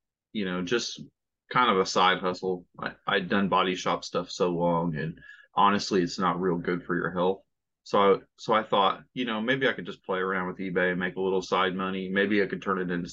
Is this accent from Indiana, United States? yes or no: yes; Indiana, United States; I'm from Indiana